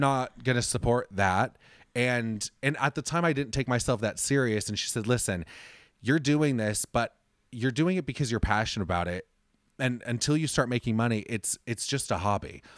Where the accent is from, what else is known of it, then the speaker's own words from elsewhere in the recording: Orange County, California, United States; I grew up in Orange County, which just direction-wise, for anyone listening, Orange County is outside of Los Angeles